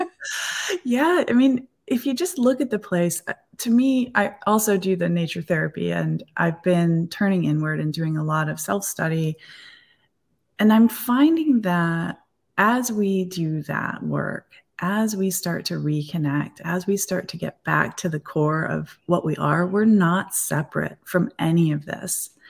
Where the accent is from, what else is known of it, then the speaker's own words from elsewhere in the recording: Eastpointe, Michigan, United States; I grew up in East Detroit